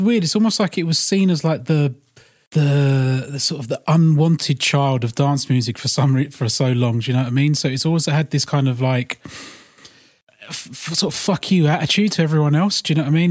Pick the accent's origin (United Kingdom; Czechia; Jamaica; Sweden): United Kingdom; London; growing up in London